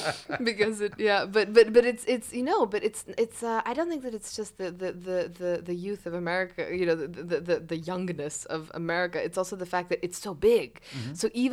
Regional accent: Cyprus; also born or lived in Egypt; as I was growing up elsewhere, as I was growing in Cyprus, and I was growing up in Egypt, which were these fantastic places for childhood.

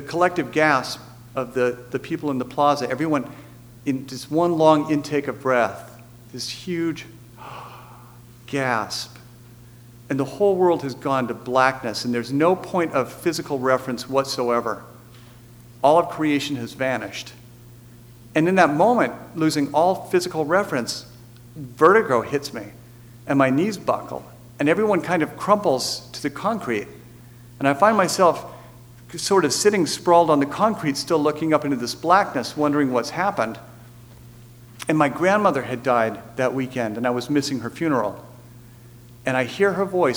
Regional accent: United States; as an American

